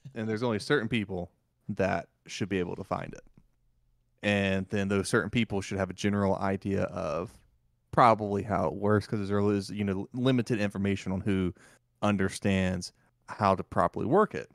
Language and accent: English; the South, United States; accent: Southern; how Southern come out of me